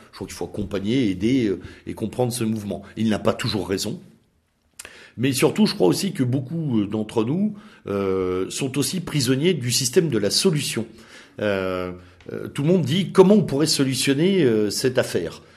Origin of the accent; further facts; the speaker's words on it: France; nous sommes d'abord des Français